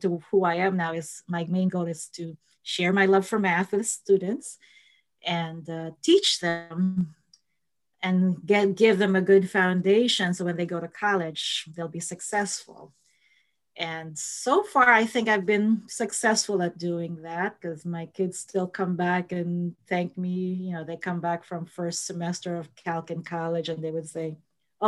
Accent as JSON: {"language": "English", "town": "Manila", "region": "Metro Manila", "country": "Philippines", "tie": "born or raised there", "moved": "as an adult", "lives_now": "United States", "said": "I was born in the Philippines and grew up in the Philippines"}